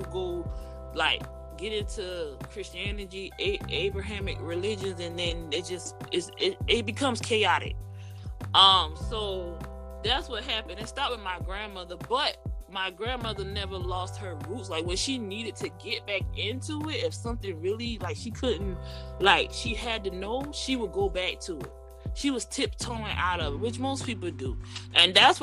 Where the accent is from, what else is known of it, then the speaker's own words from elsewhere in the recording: Gullah Geechee, the South, United States; accent: Gullah Geechee; I have the accent once we go into this conversation, but because I grew up down here, I was always told that my accent was improper